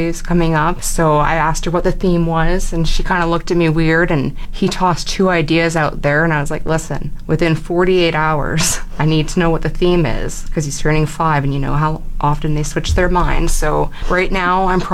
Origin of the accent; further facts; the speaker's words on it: Fort McMurray, Alberta, Canada; I grew up in Fort McMurray. I'm born and raised here